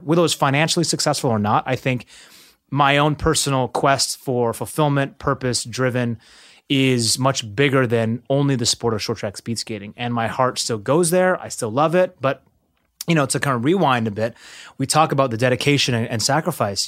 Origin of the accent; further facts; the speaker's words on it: Seattle, Washington, United States; growing up in Seattle